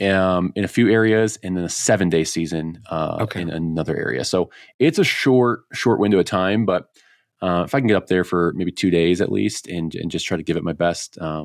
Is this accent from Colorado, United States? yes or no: yes; Colorado, United States; is to get back out there and bag a sage grouse in my home state.